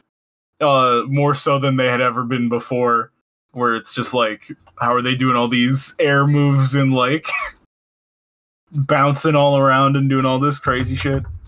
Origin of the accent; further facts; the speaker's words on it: Michigan, United States; I'm from Michigan